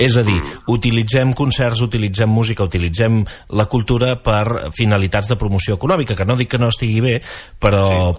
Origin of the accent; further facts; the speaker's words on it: Baix Empordà, Catalonia, Spain; la gent que som del Baix Empordà